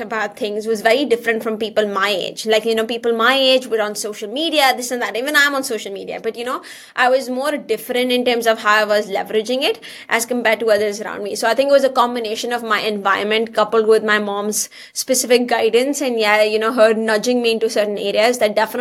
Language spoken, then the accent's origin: English; India; moved away as an adult; now in Canada; I come from India originally